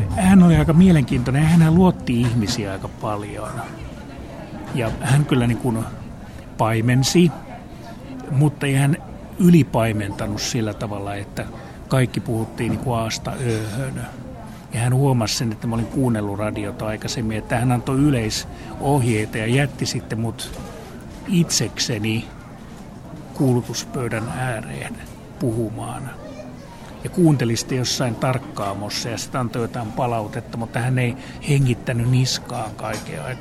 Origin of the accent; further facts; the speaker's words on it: Rovaniemi, Lapland, Finland; moved away as an adult; now in Helsinki, Finland; Rovaniemeltä. Pohjoisen poikia, eli peräpohjolasta, peräpohjolan raukoilta rajoilta.